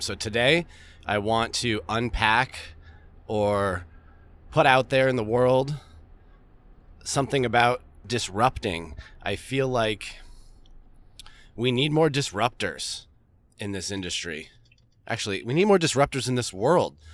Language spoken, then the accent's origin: English; Vermont, United States; I grew up in Vermont.